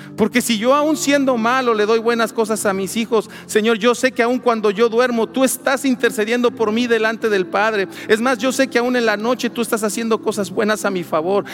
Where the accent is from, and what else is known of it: Mexico